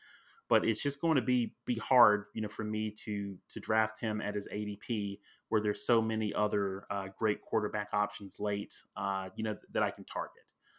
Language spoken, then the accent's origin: English; Alabama, United States; also born or lived in New Orleans; I'm in Texas, but I'm originally from Alabama, Roll Tide, and I lived in New Orleans.